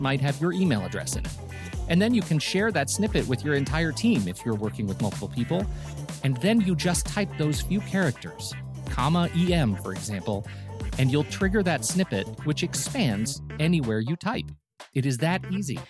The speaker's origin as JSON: {"language": "English", "town": "Colorado Springs", "region": "Colorado", "country": "United States", "tie": "born or raised there", "said": "where I grew up in Colorado Springs"}